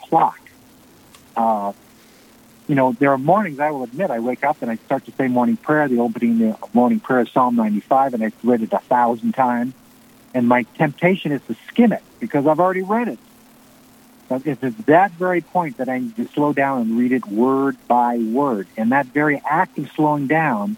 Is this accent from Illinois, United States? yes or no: yes; Glen Ellyn, Illinois, United States; my hometown, Glen Ellyn, Illinois